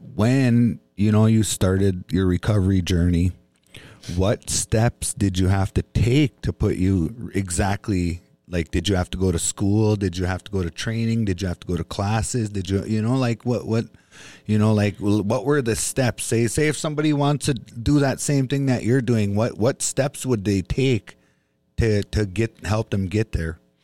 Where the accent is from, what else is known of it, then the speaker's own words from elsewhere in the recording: Bois Forte Band of Chippewa, Minnesota, United States; I'm an Ojibwe from the Boys Fort Band of Chippewa Indians